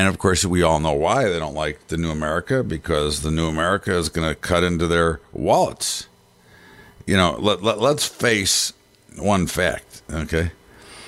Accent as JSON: {"language": "English", "country": "United States", "said": "I'm a citizen, I'm an American"}